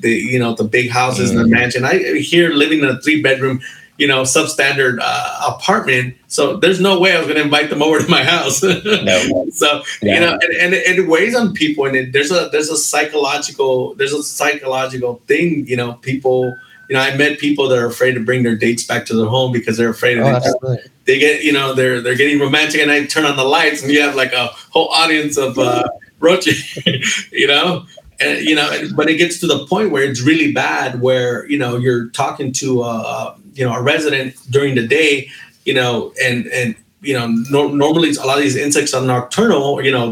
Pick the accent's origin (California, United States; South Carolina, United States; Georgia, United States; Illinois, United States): California, United States; Long Beach; I grew up in Long Beach as well.